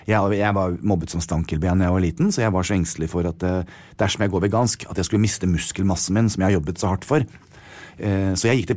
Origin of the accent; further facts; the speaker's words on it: United States; now in Norway; Jeg er veldig skolert til det. Jeg kommer fra USA.